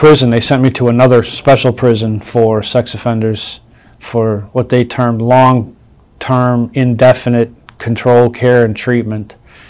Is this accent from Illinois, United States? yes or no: yes; Chicago, Illinois, United States; I was born in Chicago.